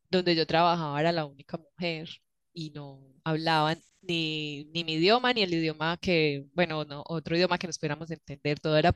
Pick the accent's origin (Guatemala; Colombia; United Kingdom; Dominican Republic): Colombia; moved away as an adult; primero voy a contar uno de cuando me fui de Colombia, cuando decidí renunciar a mi trabajo